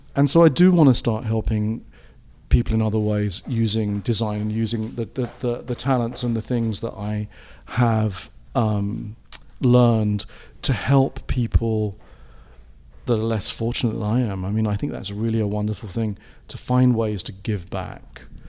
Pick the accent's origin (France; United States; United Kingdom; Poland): United Kingdom; England; moved away; being British and having come from a country where they had a lot of, lot of sort of empire at one point and there was all those influences that came into England